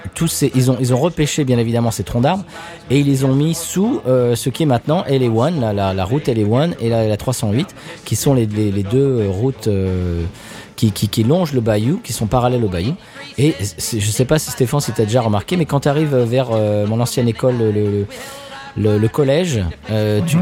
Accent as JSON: {"language": "French", "area": "near Marne-la-Vallée", "region": "Île-de-France", "country": "France", "tie": "born or raised there", "moved": "yes", "lives_now": "United States", "said": "j'ai grandi à Net sur marne qui est à côté de Marne-la-Vallée"}